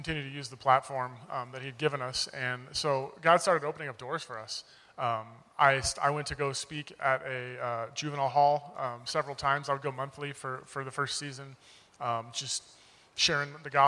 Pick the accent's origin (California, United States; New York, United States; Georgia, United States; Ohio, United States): California, United States; Oceanside; moved away as an adult; also born or lived in Jacksonville; I grew up in Oceanside. I've lived here my whole life